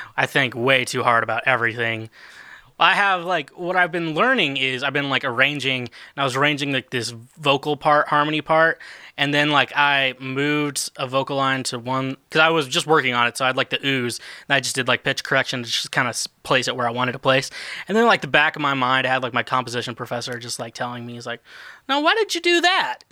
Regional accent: Kansas City, United States; now in Nashville, United States; I'm from Kansas City area

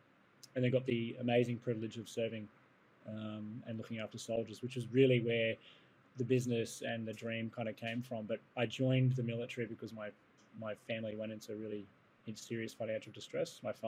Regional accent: Papua New Guinea; And I grew up in Papua New Guinea.

